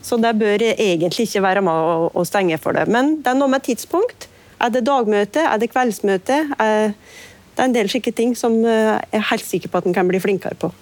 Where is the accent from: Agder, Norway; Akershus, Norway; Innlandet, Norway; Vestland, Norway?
Innlandet, Norway; Nord-Gudbrandsdalen; der jeg kommer fra